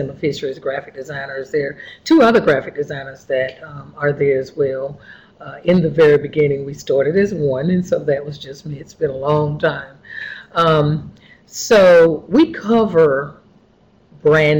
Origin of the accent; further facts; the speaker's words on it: Goldsboro, North Carolina, United States; Yes, I am from Wayne County. I grew up in Goldsboro, North Carolina